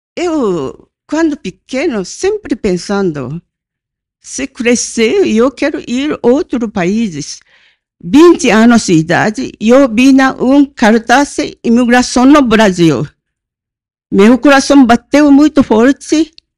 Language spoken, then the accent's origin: Portuguese; Hiroshima, Japan; Portuguese is a second language; now in Brazil; Eu nasci na Hiroshima quando caiu na bomba atômica. Tinha dois anos.